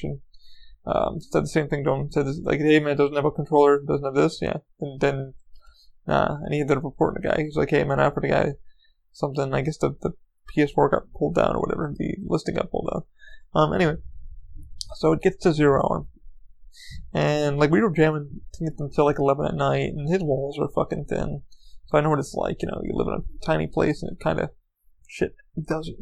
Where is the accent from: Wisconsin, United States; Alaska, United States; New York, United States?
New York, United States; I grew up in New York